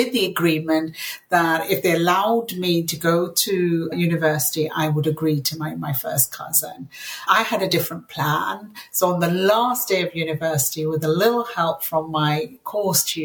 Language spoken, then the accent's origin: English; Yorkshire and the Humber, United Kingdom; English is a second language; they landed in a South Yorkshire mining town, and we were the only Asian Muslim family there for miles around